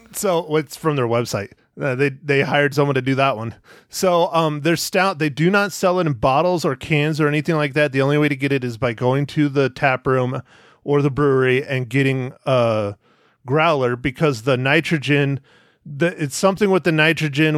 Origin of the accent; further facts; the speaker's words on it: Arizona, United States; being in Arizona in my hometown